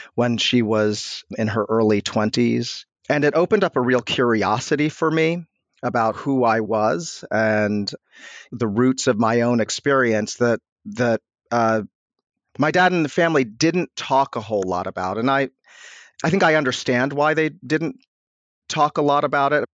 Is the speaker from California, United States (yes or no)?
no; Washington, District of Columbia, United States; I grew up in upper northwest D C, literally on the border between D C and Chevy Chase, Maryland.